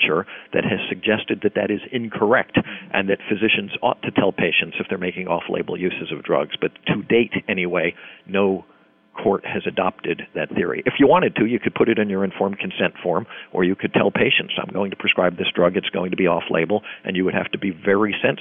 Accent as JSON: {"language": "English", "country": "United States", "said": "I'm an American"}